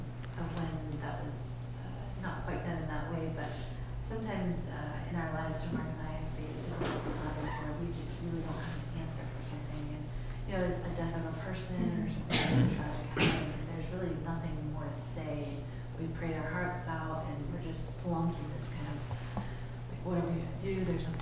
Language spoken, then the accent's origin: English; France; moved away; when we grew up together in France